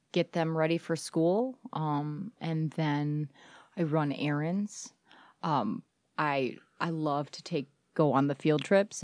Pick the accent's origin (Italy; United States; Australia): United States; Beverly Hills, Michigan; I'm from Beverly Hills